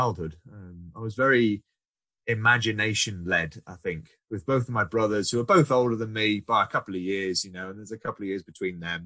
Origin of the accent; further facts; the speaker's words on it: Shropshire, West Midlands, United Kingdom; I grew up in Shropshire, so my primary school